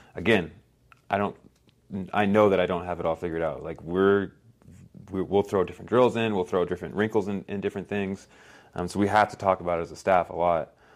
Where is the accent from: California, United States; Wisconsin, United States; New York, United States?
California, United States; Palo Alto; moved away; also born or lived in Guatemala; we grew up in Palo Alto, California, which is a bubble